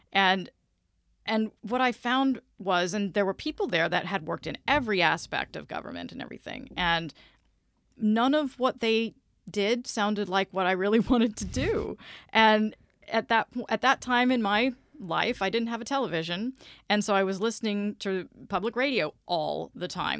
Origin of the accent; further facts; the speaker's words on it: Vidalia, Georgia, United States; moved away as an adult; also born or lived in Memphis, Tennessee; now in Orlando, United States; I grew up in Vidalia, Georgia, which is where the onions come from